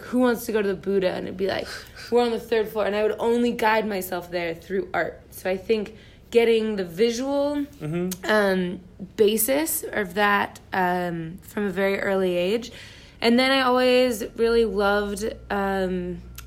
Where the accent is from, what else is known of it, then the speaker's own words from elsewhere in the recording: Kansas City, United States; now in Lexington, United States; Kansas City originally.